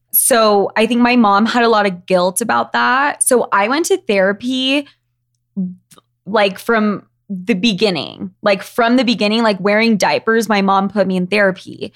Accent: Utah, United States; I grew up in Utah, where we are right now.

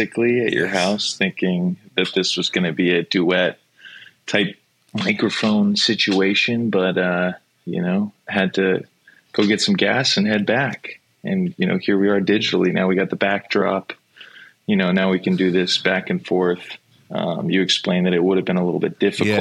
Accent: Sacramento, California, United States; I'm from Sacramento

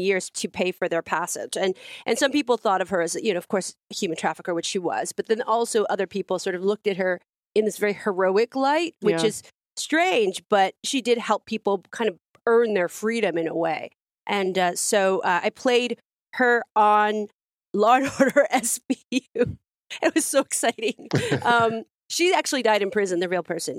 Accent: San Francisco, California, United States; People's Temple, which I grew up around in San Francisco

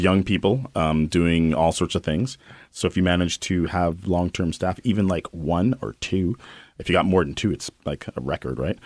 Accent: London, United Kingdom; now in Winnipeg, Canada; my hometown in London

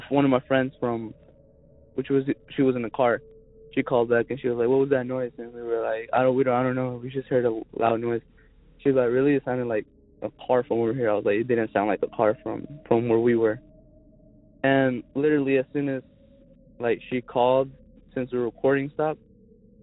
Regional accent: Zebulon, North Carolina, United States; I'm from Zebulon, North Carolina.

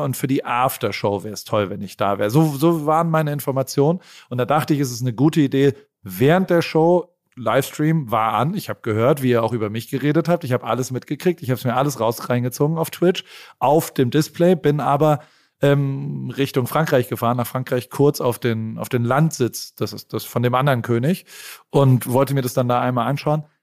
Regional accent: Germany; accent: German; moved away as an adult; now in United States; ich habe auch noch einen ganz, ganz krassen deutschen Akzent

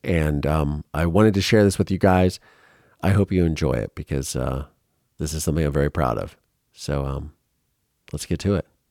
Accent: Mansfield, Ohio, United States; my hometown of Mansfield, Ohio.

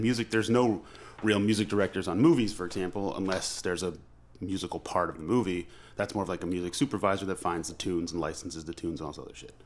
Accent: Long Island, New York, United States; also born or lived in Manhattan; I grew up on Long Island

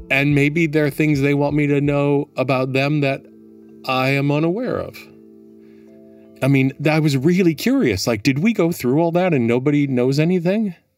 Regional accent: Milwaukee, Wisconsin, United States; moved away as an adult; also born or lived in Minneapolis; now in New York, United States; born and raised Milwaukee

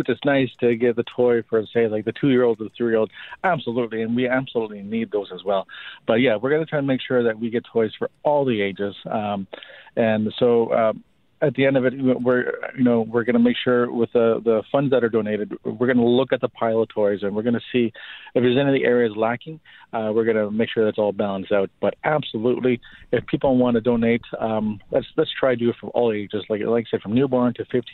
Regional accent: Winnipeg, Manitoba, Canada; growing up in the North End with my single mother

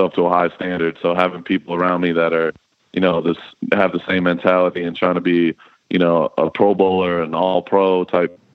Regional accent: Dallas, Texas, United States; moved away; And I'm a Dallas boy. I'm from Dallas.

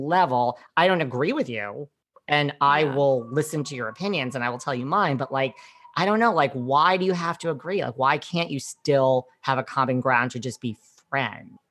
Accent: New York, United States; I'm from New York

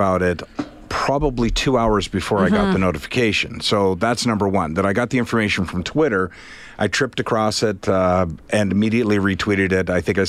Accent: Prince Edward Island, Canada; I'm from Prince Edward Island.

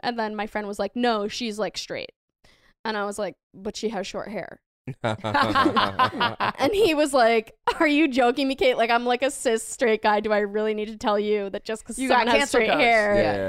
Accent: Massachusetts, United States; I'm from Massachusetts, big Sox fan.

